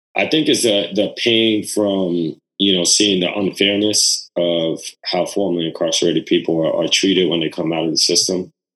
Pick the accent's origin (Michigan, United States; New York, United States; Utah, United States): New York, United States; New York City; on Rivington on, on, the Lower East Side